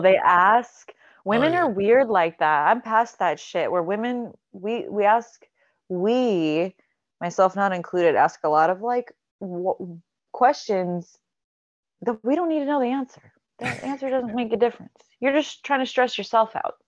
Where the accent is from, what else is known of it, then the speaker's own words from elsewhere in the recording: Alabama, United States; now in California, United States; I'm born in Alabama